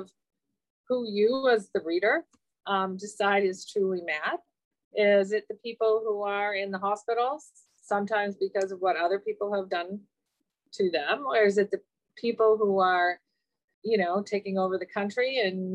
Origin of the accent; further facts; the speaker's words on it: England, United Kingdom; I was born in England.